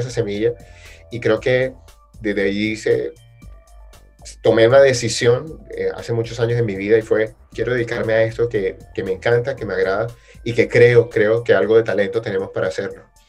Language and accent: Spanish; Barranquilla, Atlántico, Colombia; vengo de Barranquilla, creo que no se nota. Eh, Barranquilla, Colombia, South America